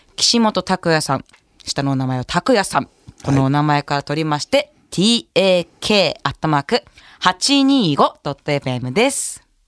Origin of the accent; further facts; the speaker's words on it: Date, Hokkaido, Japan; 私伊達の出身です